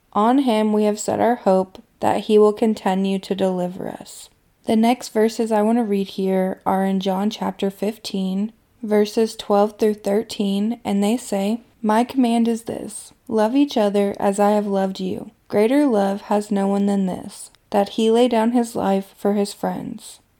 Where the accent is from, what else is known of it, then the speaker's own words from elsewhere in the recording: Kentucky, United States; my hometown in Kentucky